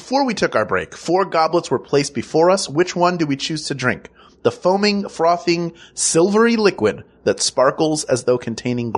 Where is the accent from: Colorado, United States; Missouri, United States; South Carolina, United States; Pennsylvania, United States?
Pennsylvania, United States; Philadelphia; I'm from Philadelphia.